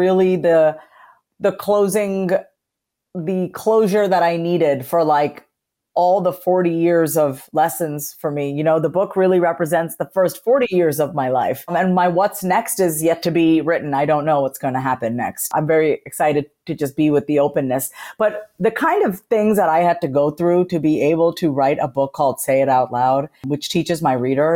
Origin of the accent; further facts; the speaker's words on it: Long Island, New York, United States; I was raised on Long Island, New York, in a first generation. I'm a first generation Indian immigrant, which means my parents came here from India in the 70s, and I was born in New York